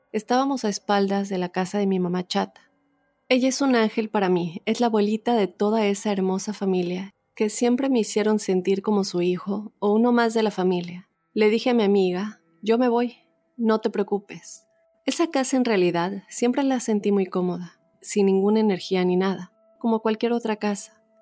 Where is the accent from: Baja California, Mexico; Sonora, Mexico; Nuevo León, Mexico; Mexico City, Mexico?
Baja California, Mexico; Tijuana; vivo de lo más tranquilo y feliz al lado de mi familia. Nosotros somos de Tijuana, pero por ciertas circunstancias estamos acá.